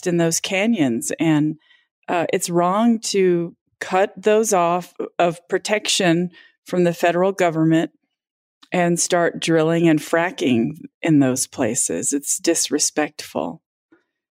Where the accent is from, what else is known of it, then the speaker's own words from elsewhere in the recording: Southwest, United States; I'm from the Southwest